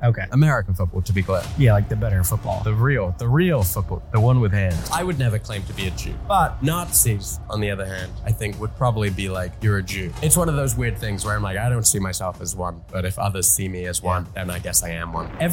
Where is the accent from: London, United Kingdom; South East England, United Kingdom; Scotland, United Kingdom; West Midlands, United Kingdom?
London, United Kingdom; accent: strangely Australian; moved away as an adult; now in United States; I'm from London but okay. I've lived in America long enough that it's strangely Australian.